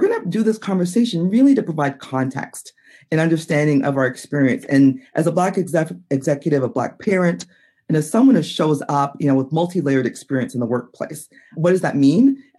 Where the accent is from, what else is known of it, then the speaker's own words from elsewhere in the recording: Minneapolis, Minnesota, United States; that you mentioned I'm from Minneapolis. And so Minneapolis is very, it's been a hotbed for the last couple of years.